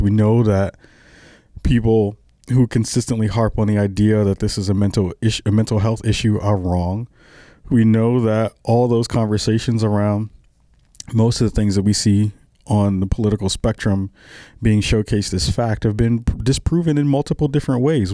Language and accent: English; New York, United States; I'm a kid from the, the early, I'm sorry, the late seventies who was born and raised in New York